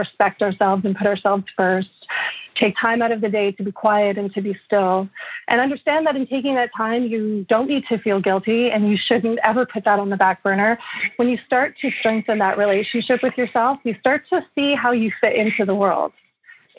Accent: Montreal, Quebec, Canada; I'm from Montreal

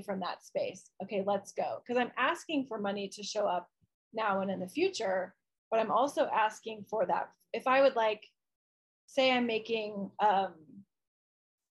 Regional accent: Midwest, United States; I grew up in the Midwest

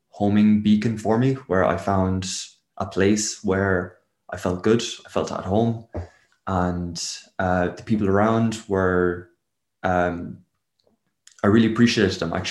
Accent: Waterford, Munster, Ireland; also born or lived in England; moved around three different houses while I was in England, uh, in one school, um, and then moved back over to Ireland when I was six. And that was down in Waterford with all the extended family.

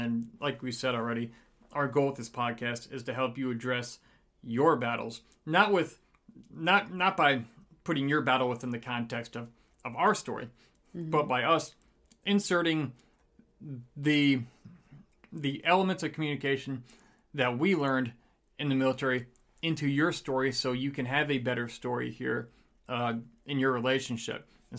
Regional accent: Michigan, United States; now in Texas, United States; See, I'm from Michigan, so when it comes to Texas

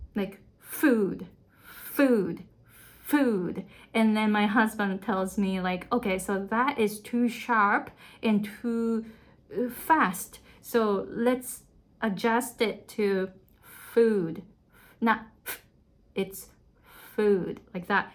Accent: Japan; first language Japanese; English is a second language; moved away as an adult; now in Hawaii, United States

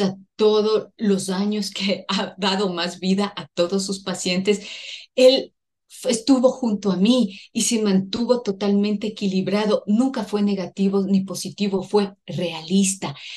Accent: Ecuador; Soy ecuatoriana

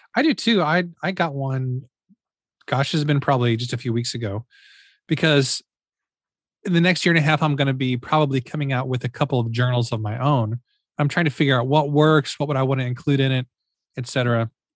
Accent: Missouri, United States; I'm from Missouri

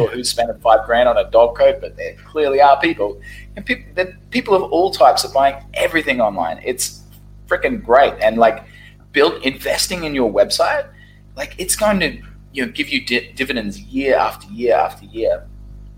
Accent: Brisbane, Queensland, Australia; moved away as an adult; also born or lived in Saigon, Vietnam; now in Ho Chi Minh City, Vietnam; Brisbane, Australia, my hometown

